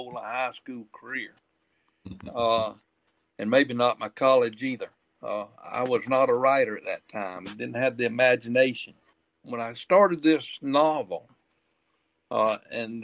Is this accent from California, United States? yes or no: no; Quincy, Florida, United States; moved away as an adult; now in Georgia, United States; Quincy, Florida, up in the Panhandle. Actually, was raised only about 8 miles south of the Georgia line